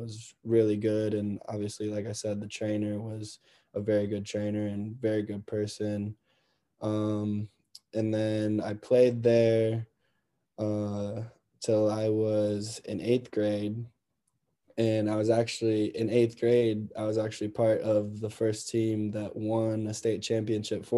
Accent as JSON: {"language": "English", "town": "Dayton", "region": "Ohio", "country": "United States", "tie": "born or raised there", "also_born_or_lived": "Akron, Ohio", "said": "I grew up, my first 6 years, I grew up in Akron, Ohio. And I played with my other older brother, Jared. He's 2 years older than me, and I played up with him in a candy league until we moved to Dayton when I was around 6 or 7"}